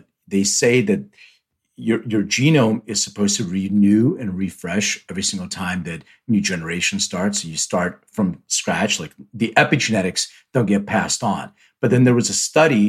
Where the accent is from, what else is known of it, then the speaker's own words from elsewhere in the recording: Philadelphia, Pennsylvania, United States; I'm from the East Coast too, so I'm from Philly